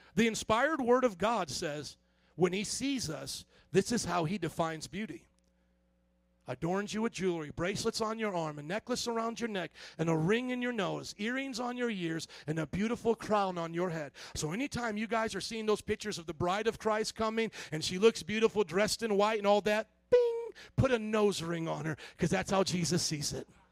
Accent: the South, United States; growing up in the South

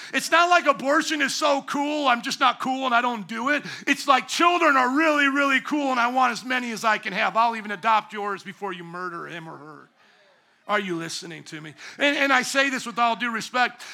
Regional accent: the South, United States; I grew up in the South

